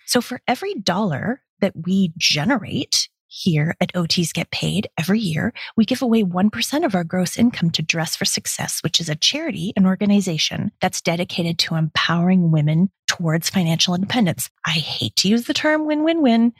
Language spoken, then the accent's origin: English; Toronto, Ontario, Canada; I am a Canadian. I was born and raised in Toronto, Ontario